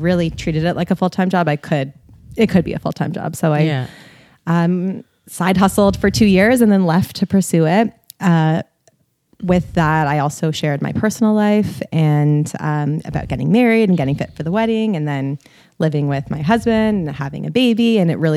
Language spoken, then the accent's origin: English; Toronto, Ontario, Canada; I'm from Toronto and I run an online health and fitness brand called Kale and Crunches.